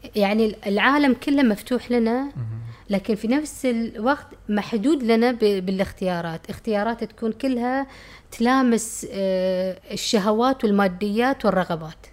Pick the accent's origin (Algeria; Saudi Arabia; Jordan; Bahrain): Bahrain; Muharraq, Muharraq Governorate; also born or lived in United Kingdom; كنت أفتكر إن أنا بحرينية، أنا محرقية